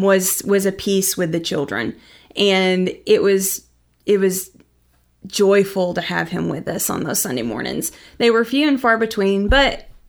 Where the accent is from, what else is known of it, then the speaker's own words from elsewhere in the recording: Mount Vernon, Texas, United States; also born or lived in Brownwood; I grew up in West Texas for a little bit, down around Brownwood.